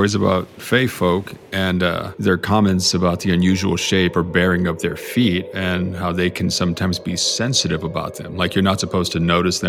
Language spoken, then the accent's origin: English; Texas, United States; we are from Texas.